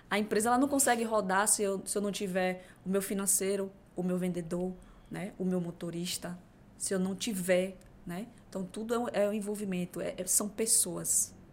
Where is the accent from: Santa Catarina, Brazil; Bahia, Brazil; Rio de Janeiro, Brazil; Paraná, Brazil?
Bahia, Brazil; Crisópolis; moved away; quando eu saí de Crisópolis há 15 anos atrás. Crisópolis? É, interior da Bahia.